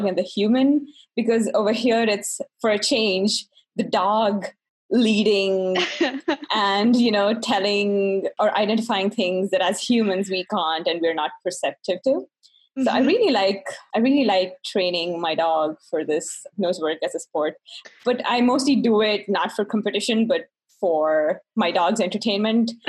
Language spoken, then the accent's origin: English; Bangalore, Karnataka, India; English is a second language; moved away as an adult; now in United States; I'm originally from Bangalore, which is called the Silicon Valley of India.